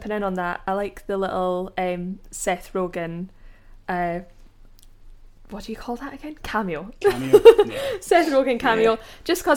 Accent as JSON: {"language": "English", "region": "Scotland", "country": "United Kingdom", "said": "I'm Scottish"}